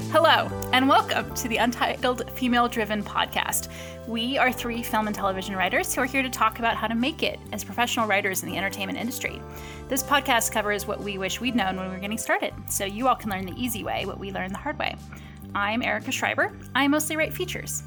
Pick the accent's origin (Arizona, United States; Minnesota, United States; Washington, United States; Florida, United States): Washington, United States; I grew up in Washington State